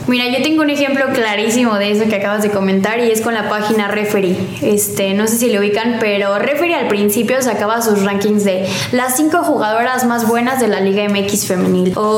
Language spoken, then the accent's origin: Spanish; León, Guanajuato, Mexico; also born or lived in Colima, Mexico; Este, ya cuando tenía como dos años nos vinimos a, aquí a León